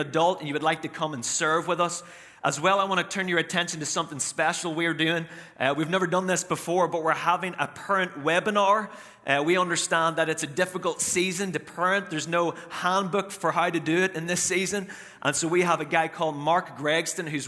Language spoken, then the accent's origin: English; Northern Ireland, United Kingdom; now in United States; I am from Northern Ireland